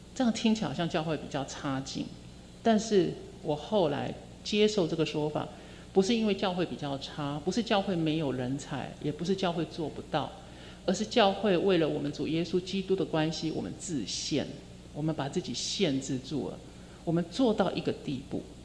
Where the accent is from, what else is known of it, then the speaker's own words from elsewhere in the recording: southern Taiwan, Taiwan; 因为我是南部的人